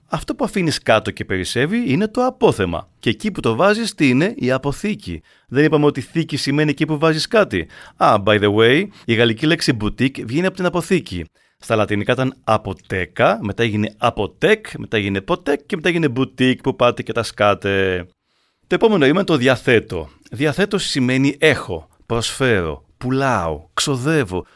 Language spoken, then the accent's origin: Greek; Arcadia, Peloponnese, Greece; Στο χωριό μου στην Αρκαδία